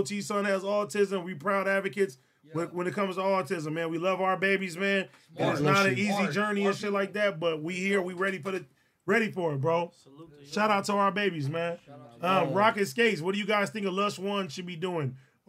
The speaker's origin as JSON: {"language": "English", "town": "Yonkers", "region": "New York", "country": "United States", "said": "I'm from Yonkers, NY, slum town to be exact."}